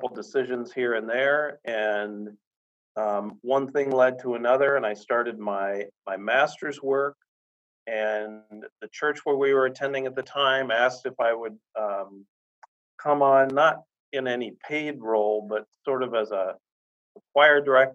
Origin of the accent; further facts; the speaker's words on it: Sarasota, Florida, United States; I grew up in Sarasota, Florida